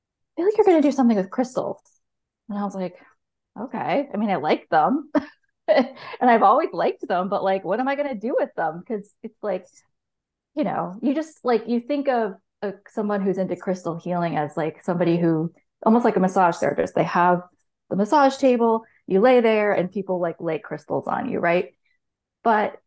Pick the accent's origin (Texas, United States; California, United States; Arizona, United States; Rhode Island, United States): Rhode Island, United States; moved away; also born or lived in Portsmouth, New Hampshire; I grew up in Rhode Island